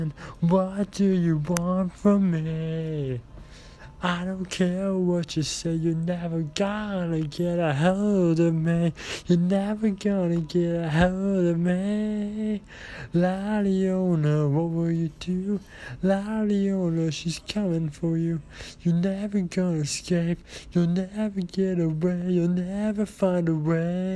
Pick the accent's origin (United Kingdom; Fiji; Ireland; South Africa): Ireland; I am Irish